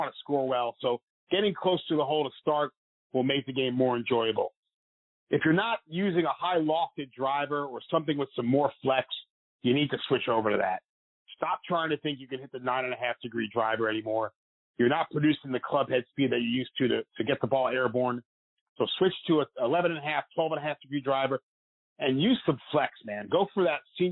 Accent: New York, United States; Me being the New Yorker

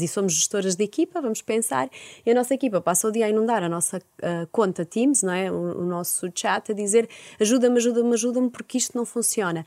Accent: Porto, Norte, Portugal; eu sou de Porto

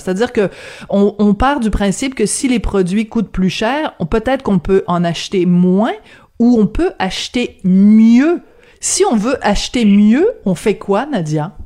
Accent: Bordeaux, Nouvelle-Aquitaine, France; now in Quebec, Canada; je suis née à Bordeaux

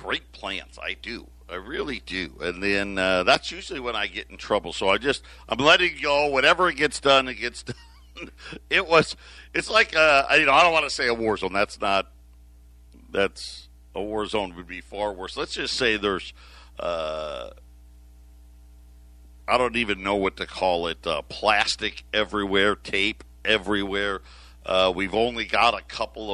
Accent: Syracuse, New York, United States; now in Arizona, United States; born and raised in Syracuse

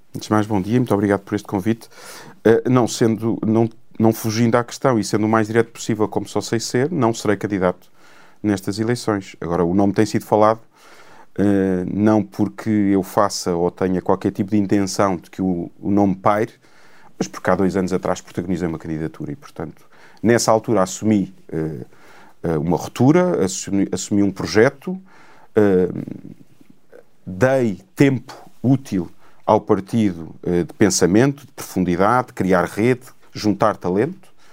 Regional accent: Cascais, Lisbon, Portugal; tenho uma relação com Cascais quase umbilical. Uh, é a terra, não nasci lá, nasci em Lisboa, porque na altura se nasci, nasci em Lisboa, mas uh, desde de, de, de recém-nascido que vivo naquela terra

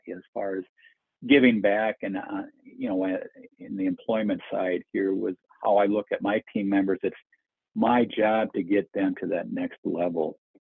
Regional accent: Minnesota, United States; growing up in Minnesota

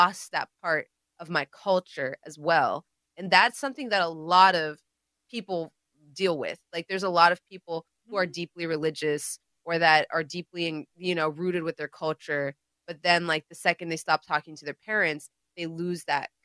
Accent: India; I'm Indian

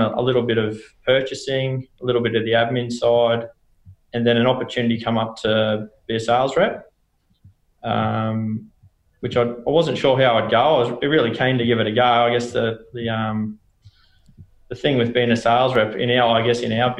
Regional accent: Toowoomba, Queensland, Australia; also born or lived in Canberra; pretty much born and bred in Toowoomba, born in Canberra, but moved up there when I was four and pretty much been in Toowoomba since I was four

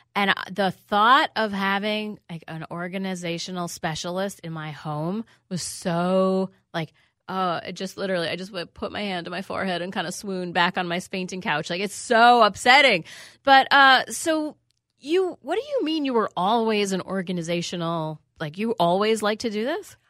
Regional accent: New York City, New York, United States; I grew up in New York City

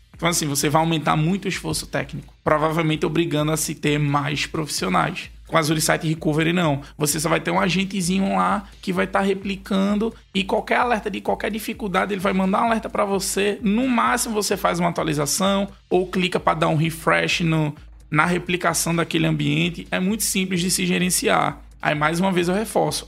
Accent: Recife, Pernambuco, Brazil; Porque eu sou daqui de Recife, então o sotaque é bem forte

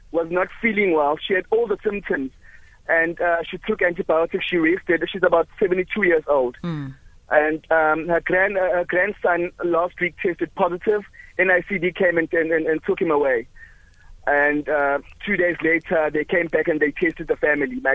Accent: Durban, KwaZulu-Natal, South Africa; now in Mpumalanga, South Africa; I'm from Durban originally.

